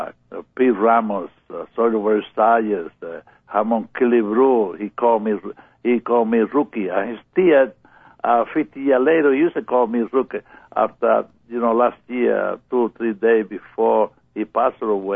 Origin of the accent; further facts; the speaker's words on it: Pinar del Río, Cuba; English is a second language; moved away as an adult; now in United States; I grew up in Cuba and in the country, in Pinar del Rio